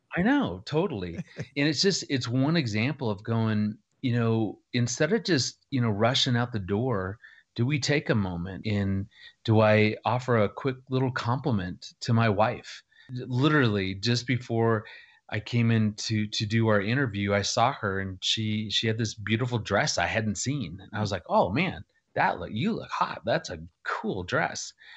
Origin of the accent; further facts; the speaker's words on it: Phoenix, Arizona, United States; moved away as an adult; also born or lived in Missouri / Arkansas; I grew up in Phoenix